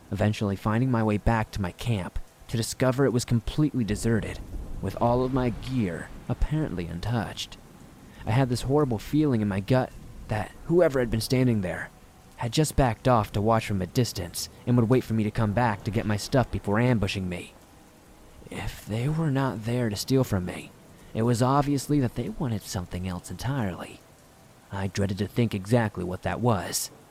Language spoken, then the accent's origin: English; Rhode Island, United States; But given that my home state of Rhode Island is like the size of a postage stamp, relatively speaking anyway, I exhausted a lot of the more local campgrounds quickly